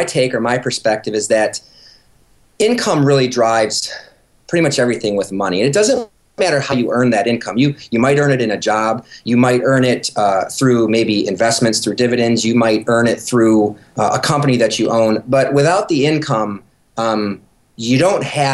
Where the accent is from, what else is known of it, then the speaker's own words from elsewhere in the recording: Michigan, United States; moved away; we're from Michigan originally